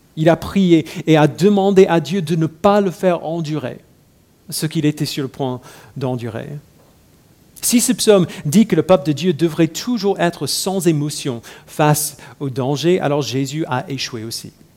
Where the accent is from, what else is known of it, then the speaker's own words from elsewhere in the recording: United States; moved away; j'ai grandi aux États-Unis